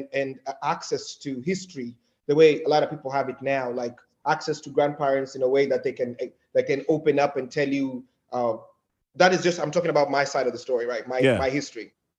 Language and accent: English; Nairobi, Kenya; also born or lived in Dubai; now in United States; I was born in Nairobi